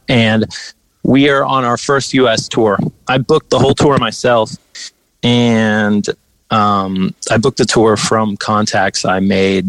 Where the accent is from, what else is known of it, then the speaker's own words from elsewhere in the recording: Western Pennsylvania, United States; Western PA hardcore that sound where I'm from